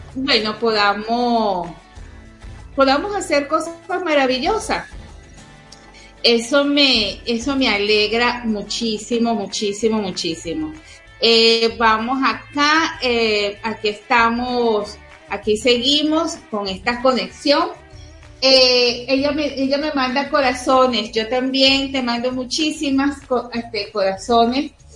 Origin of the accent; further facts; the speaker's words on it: Venezuela; somos los venezolanos